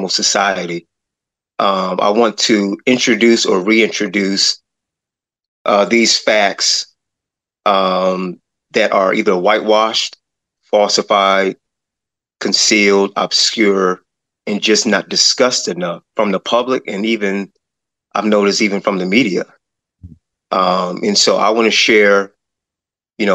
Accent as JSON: {"language": "English", "town": "Akron", "region": "Ohio", "country": "United States", "also_born_or_lived": "Cleveland suburb, Ohio", "said": "I'm originally from Akron, Ohio, and I currently live in a suburb of Cleveland, Ohio"}